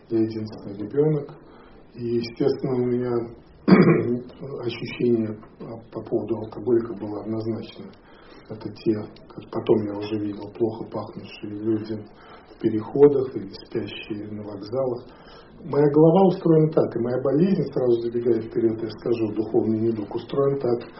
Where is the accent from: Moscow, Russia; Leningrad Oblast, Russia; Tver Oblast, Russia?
Moscow, Russia; moved away; also born or lived in Canada / Hawaii; я вырос в Советском Союзе и в Москве.